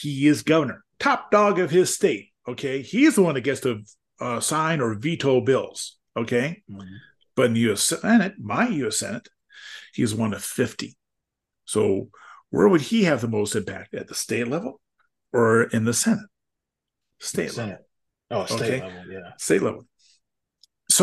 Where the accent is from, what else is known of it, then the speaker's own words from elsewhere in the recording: Wisconsin, United States; my home state is Wisconsin